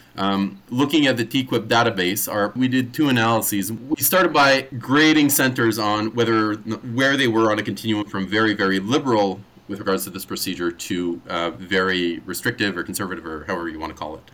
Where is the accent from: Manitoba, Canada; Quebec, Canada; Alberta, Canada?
Quebec, Canada; Montreal; moved away as an adult; also born or lived in Toronto; now in Sherbrooke, Canada; Born and raised in Montreal, trained at McGill, then in Sherbrooke, then in Toronto